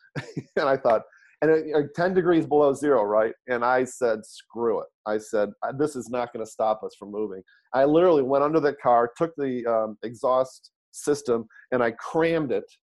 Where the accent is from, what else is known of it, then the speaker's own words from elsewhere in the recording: Detroit, Michigan, United States; now in San Francisco Bay Area, United States; grew up in Detroit, born and raised in Detroit, Michigan